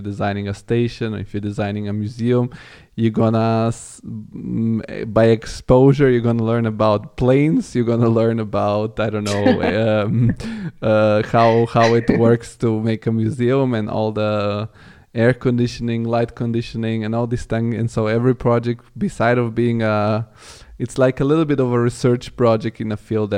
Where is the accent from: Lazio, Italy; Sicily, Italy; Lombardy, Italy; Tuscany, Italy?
Lazio, Italy; Rome; moved away as an adult; also born or lived in Bulgaria; now in Germany; I come from Bulgaria, but I grew up in Rome